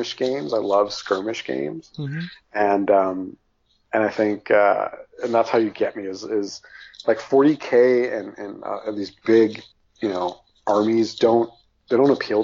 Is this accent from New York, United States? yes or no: no; Los Angeles, California, United States; I grew up in Hollywood, like around all this stuff